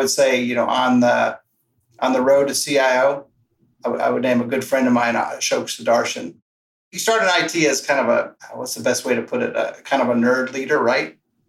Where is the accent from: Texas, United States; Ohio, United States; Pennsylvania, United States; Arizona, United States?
Arizona, United States; we're from Arizona, so we've come across plenty of rattlesnakes.